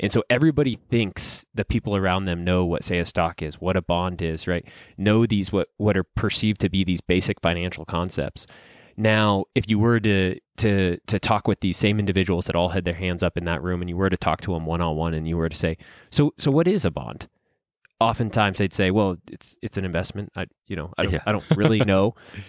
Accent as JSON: {"language": "English", "town": "Reno", "region": "Nevada", "country": "United States", "tie": "born or raised there", "said": "I'm born and raised in Reno, Nevada. Went to the local university here, University of Nevada, Reno."}